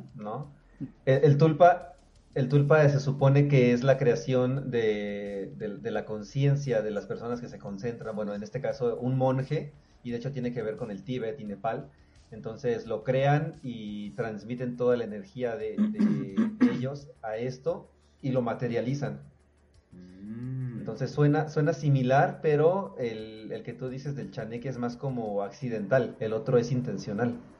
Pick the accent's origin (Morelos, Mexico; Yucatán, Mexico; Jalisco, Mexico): Morelos, Mexico; Cuernavaca; Cuernavaca, de donde soy